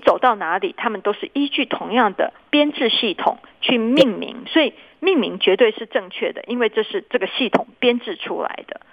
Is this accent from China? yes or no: no; Taiwan; moved away as an adult; also born or lived in Boston, United States; 我原本回台湾前，我是在哈佛嗯。医学院最大的一家医院，在对。那边做主治医师嘛